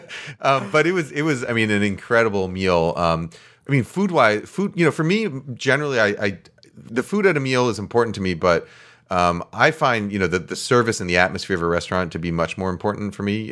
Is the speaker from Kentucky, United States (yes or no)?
no; New York, United States; moved away as an adult; also born or lived in California; now in West Coast, United States; I grew up in New York